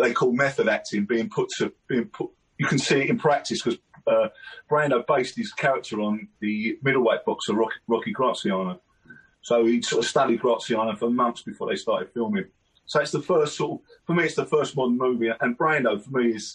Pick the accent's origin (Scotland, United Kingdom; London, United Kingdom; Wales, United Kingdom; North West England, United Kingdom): London, United Kingdom; I'm from South London, so I grew up in a place called Downing, which is near Catford